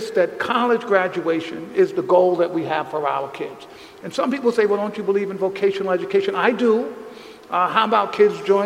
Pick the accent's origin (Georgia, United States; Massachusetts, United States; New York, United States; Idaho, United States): New York, United States; New York City; the conditions I grew up in the South Bronx